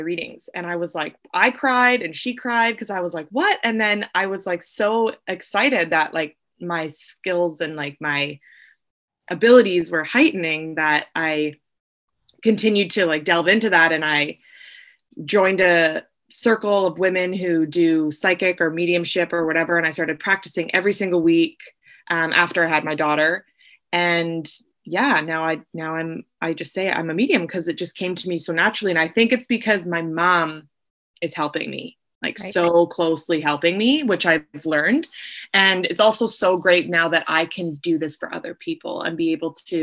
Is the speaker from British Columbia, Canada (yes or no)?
yes; Vancouver, British Columbia, Canada; I'm from Vancouver, BC